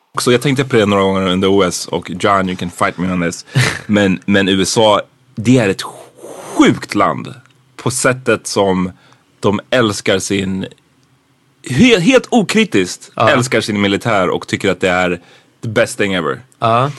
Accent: Sweden; som svenskar

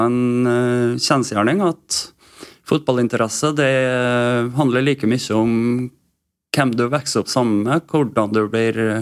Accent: Vestnes, Møre og Romsdal, Norway; Jeg er oppvokst på Vestnes.

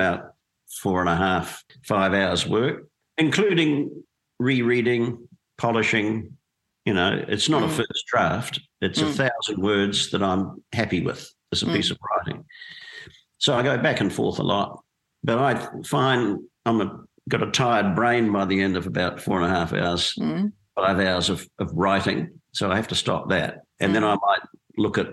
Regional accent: Dunedin, Otago, New Zealand; I grew up in Dunedin in New Zealand

